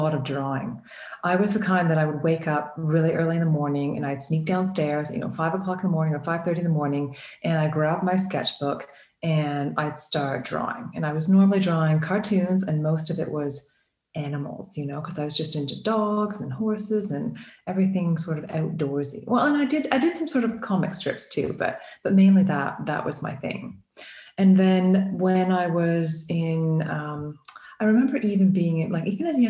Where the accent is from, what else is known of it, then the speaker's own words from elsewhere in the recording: Canada; now in United Kingdom; I'm an artist from the UK. Well, I'm originally from Canada.